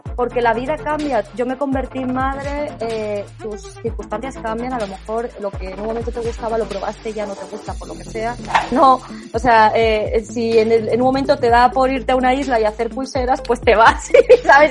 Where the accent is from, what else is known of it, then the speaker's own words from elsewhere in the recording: Spain; moved away as an adult; now in Germany; yo estoy ahora mismo en Alemania, pero soy española